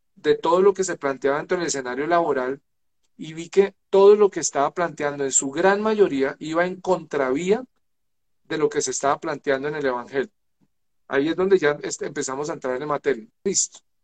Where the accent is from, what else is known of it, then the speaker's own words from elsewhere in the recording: Chiquinquirá, Boyacá, Colombia; nací en Chiquinquirá, nací en Chiquinquirá, que es la capital religiosa de Colombia